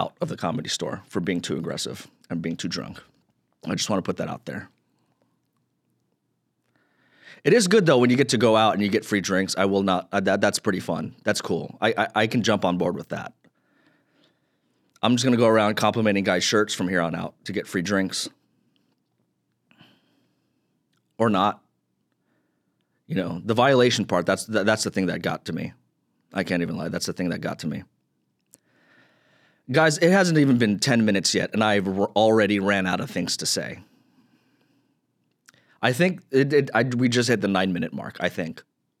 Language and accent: English; Philippines; I'm a straight Filipino guy. You know, before 2020, before all this, you know, the social justice stuff, before 2020, everyone would always get confused with me for being a Filipino.